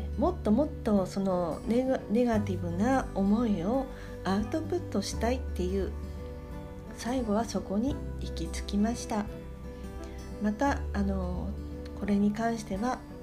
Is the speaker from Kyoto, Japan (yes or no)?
no; Sendai, Miyagi, Japan; moved away; 私はあの仙台出身なんですけれども